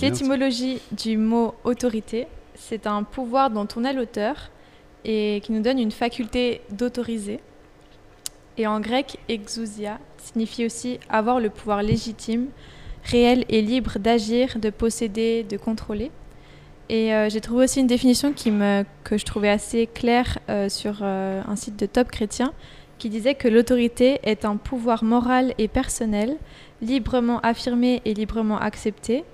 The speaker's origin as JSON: {"language": "French", "country": "Switzerland", "said": "je suis suisse"}